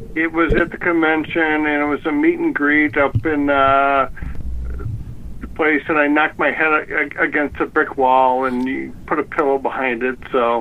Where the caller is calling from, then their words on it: Chicago, Illinois, United States; I'm calling from Chicago